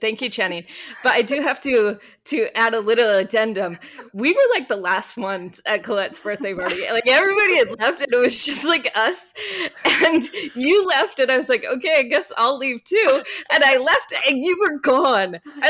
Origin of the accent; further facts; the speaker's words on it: Utah, United States; now in Romania; I currently live in Romania, but I'm from Utah, and my pronouns are she, they.